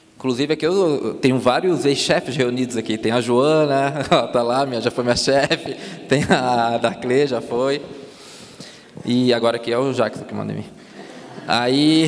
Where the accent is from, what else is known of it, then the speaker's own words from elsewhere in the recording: Palhoça, Santa Catarina, Brazil; accent: Floripa; moved away; also born or lived in Florianópolis; Eu sou de Palhoça, que é do lado.